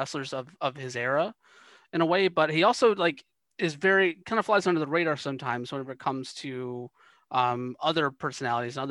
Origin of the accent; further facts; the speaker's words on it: the South, United States; I was growing up in the South